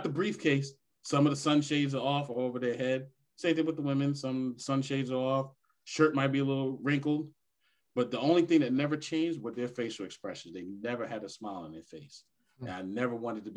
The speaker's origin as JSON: {"language": "English", "region": "New York", "country": "United States", "tie": "born or raised there", "said": "as a little kid, like growing up in New York with the Wall Street people"}